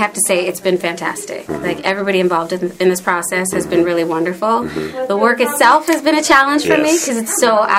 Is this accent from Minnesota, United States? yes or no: no; San Francisco, California, United States; now in Los Angeles, United States; But I grew up in San Francisco.